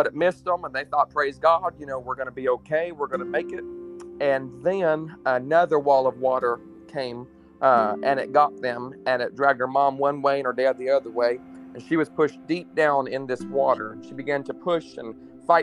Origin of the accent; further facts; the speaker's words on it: New Castle, Indiana, United States; also born or lived in Mannheim, Germany; I am from Newcastle, Indiana.